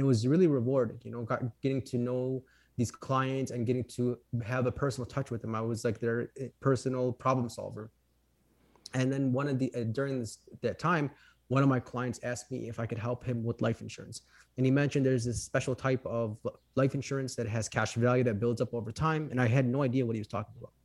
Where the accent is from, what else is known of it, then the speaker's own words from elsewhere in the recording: Chicago, Illinois, United States; I am from Chicago, Illinois. Um, born and raised here, lived here my whole life